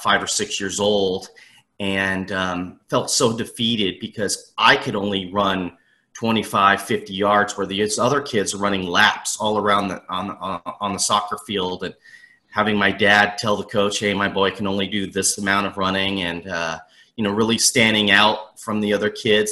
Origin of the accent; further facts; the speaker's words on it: Southern California, United States; I'm from the Southern California area, born and raised